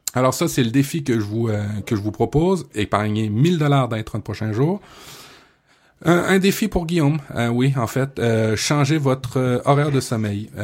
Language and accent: French; Quebec, Canada; chez nous au Québec